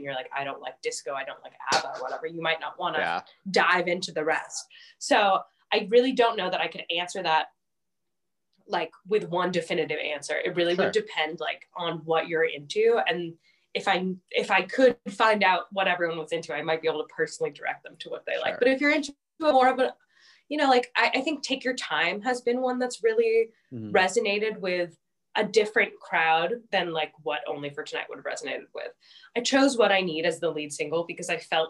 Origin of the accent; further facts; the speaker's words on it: United States; I'm an American and I'm making American music